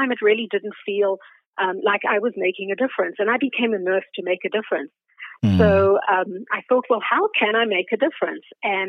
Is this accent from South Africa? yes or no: yes; South Africa; moved away as an adult; now in Canada; So I'm originally from South Africa, which you may be able to tell from my accent. It has a Canadian veneer on it because we've been here for almost 40 years. I immigrated with my husband and a 5.5-month-old baby in the mid-80s.